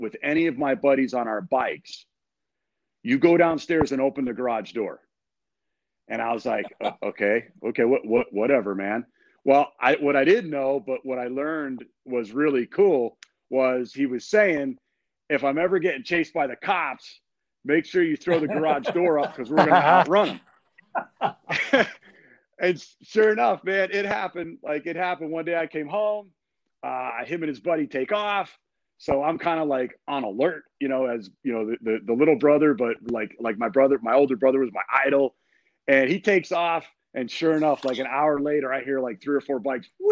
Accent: Boston, Jersey, East Coast, United States; moved away; also born or lived in Cleveland, Ohio; I grew up in the East Coast, Boston, Jersey. I was born in Cleveland.

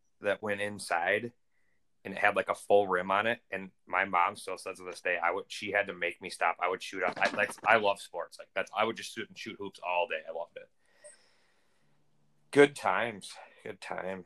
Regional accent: Rice Lake, Wisconsin, United States; Oh, I grew up in Rice Lake. A lot of my family's over there, most of it.

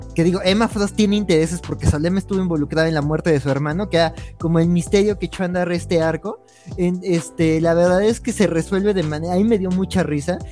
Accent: Mexico City, Mexico; Soy de Xochimilco

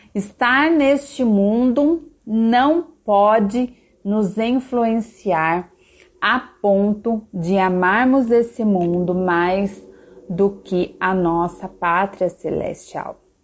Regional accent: Piracicaba, São Paulo, Brazil; eu sou brasileira, então a minha cidadania é brasileira, né? Nasci numa cidade chamada Piracicaba, que está dentro do país chamado Brasil.

